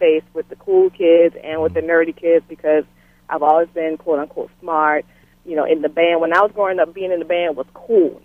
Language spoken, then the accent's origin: English; Beaufort, South Carolina, United States; I grew up in Bufort, South Carolina